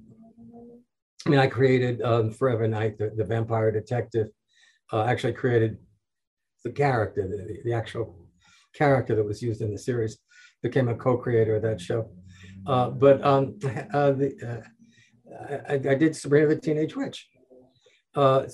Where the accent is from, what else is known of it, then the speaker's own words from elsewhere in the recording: New York City, New York, United States; moved away as an adult; also born or lived in Brooklyn, New York / Manhattan, New York; I'm born and raised in New York, born in Brooklyn, raised in Queens, lived most of my adult life in Manhattan